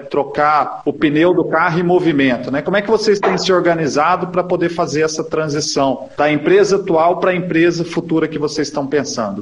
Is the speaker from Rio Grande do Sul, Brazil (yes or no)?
no; Minas Gerais, Brazil; eu, como um bom mineiro